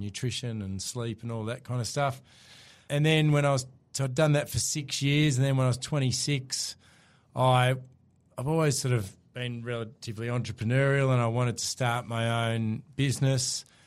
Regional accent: Hobart, Tasmania, Australia; accent: Aussie; moved away as an adult; also born or lived in Melbourne; I'm from Tasmania originally, grew up in Hobart, moved across to Melbourne when I was twenty

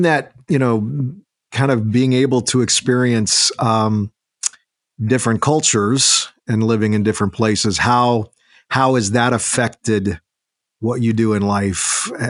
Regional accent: Southern California, United States; I'm from the West Coast, Southern California guy.

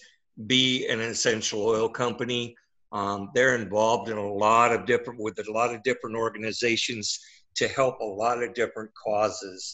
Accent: Midwest, United States; now in Wentzville, United States; I was born and raised in the Midwest

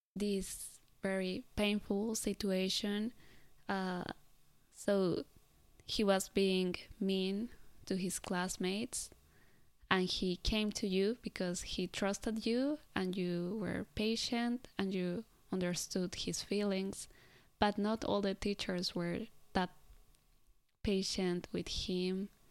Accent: Colombia; now in Japan; I come from Colombia

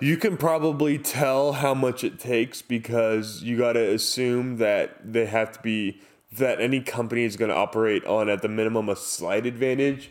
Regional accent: Southern California, United States; I grew up in Southern California.

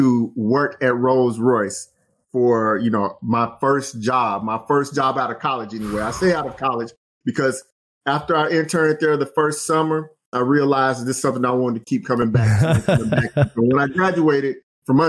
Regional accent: Alabama, United States; moved away as an adult; also born or lived in Tennessee / Indiana; I grew up in Alabama

